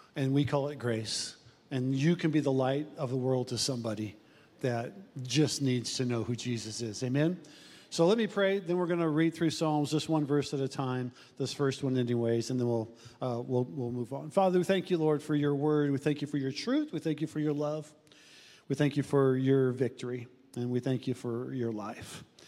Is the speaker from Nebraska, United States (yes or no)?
yes; Omaha, Nebraska, United States; Jenny and I grew up in South Omaha